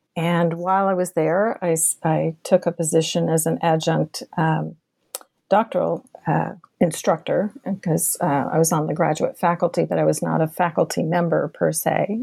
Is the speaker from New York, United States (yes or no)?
no; Boston, Massachusetts, United States; also born or lived in Kentucky; now in Texas, United States; I was born and raised in Boston, Massachusetts